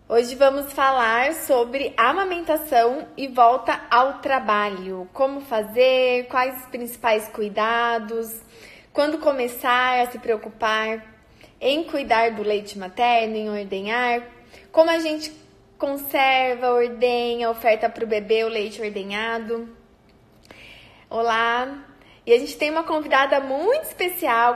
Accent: Paraná, Brazil; eu sou aqui do Paraná

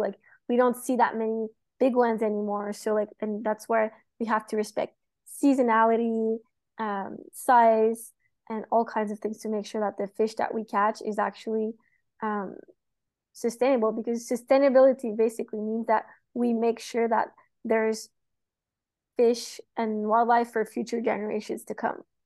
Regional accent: Montreal, Quebec, Canada; moved away as an adult; now in Florida, United States; I'm from Montreal, so I grew up in the city

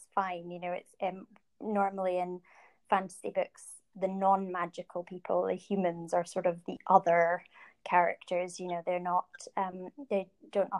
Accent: Scotland, United Kingdom; moved away as an adult; also born or lived in Canada / Ireland (family); now in London, United Kingdom; But my family, when I was quite young, moved to Scotland, and I grew up there and lived there basically my whole life until I moved down to London.

